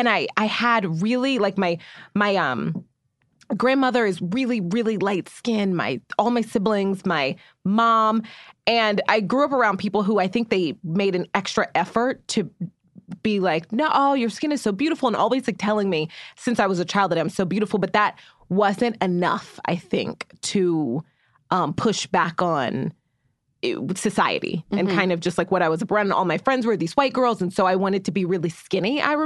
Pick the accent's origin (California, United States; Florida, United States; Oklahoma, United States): Oklahoma, United States; Muskogee; I grew up in Muskogee, Oklahoma, which is a really white country town in Oklahoma.